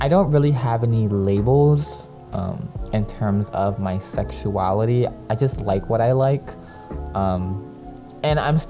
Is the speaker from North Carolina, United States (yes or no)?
no; Philadelphia, Pennsylvania, United States; also born or lived in Lancaster, Pennsylvania; I was born in Lancaster, Pennsylvania. But I was raised in Philly. I moved to Philly when I was like 7 or 8.